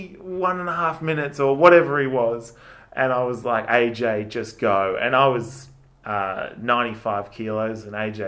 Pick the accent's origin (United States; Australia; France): Australia; Mount Beauty, Victoria; I grew up in Mount Beauty